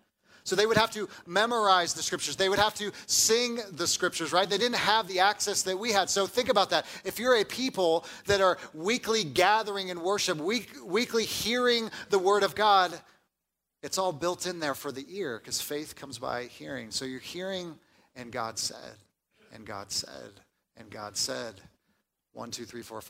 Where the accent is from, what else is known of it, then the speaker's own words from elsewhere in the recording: Southern California, United States; moved away; I grew up in Southern California, where we have mild weather